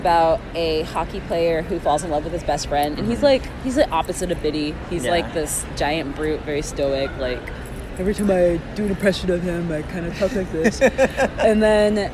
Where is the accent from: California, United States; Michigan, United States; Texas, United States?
Texas, United States; Houston; I'm from Houston, Texas